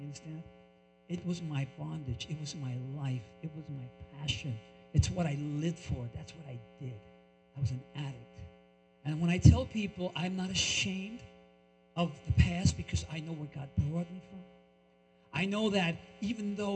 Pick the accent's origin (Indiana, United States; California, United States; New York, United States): New York, United States; also born or lived in Colombia / Brooklyn; now in Hackensack, United States; I was born in Colombia, raised in New York